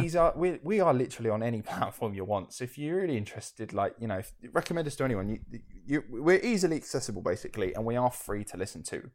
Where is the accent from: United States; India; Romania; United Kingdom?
United Kingdom; we're from the United Kingdom